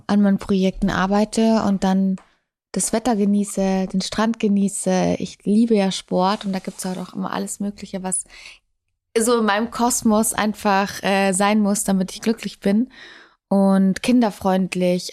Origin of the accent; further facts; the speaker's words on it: Munich, Bavaria, Germany; München ist meine Heimat. Ich habe da meine Eltern